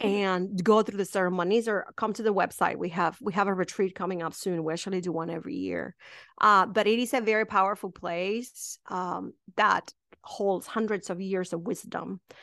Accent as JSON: {"language": "English", "country": "Mexico", "tie": "born or raised there", "second_language": "English", "moved": "as an adult", "lives_now": "United States", "said": "I am from a really small town in Mexico"}